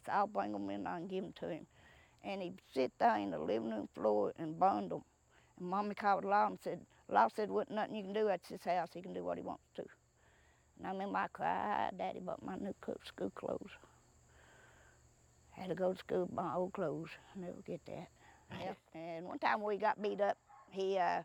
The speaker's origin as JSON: {"language": "English", "region": "Appalachia", "country": "United States", "tie": "born or raised there"}